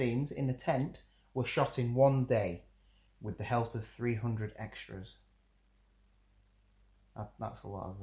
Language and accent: English; United Kingdom; being like British